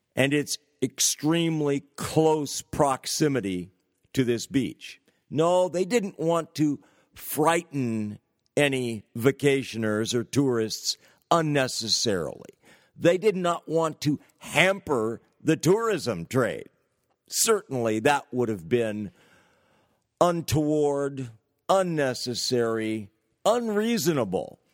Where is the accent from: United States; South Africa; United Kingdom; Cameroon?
United States; California; leftist California, my home state